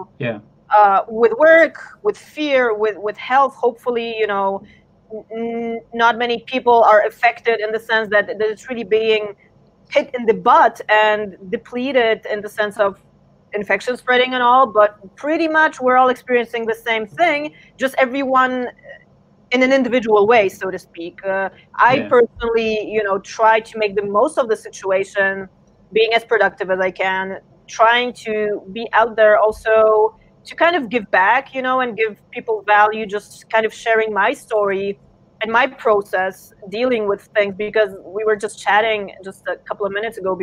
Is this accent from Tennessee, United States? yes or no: no; San Diego, California, United States; also born or lived in Warsaw, Poland; I was born in Warsaw, Poland, but I was snagged by my parents over to California, like, early on when I was, like, 2. So pretty much I grew up in an American kind of situation, you know, San Diego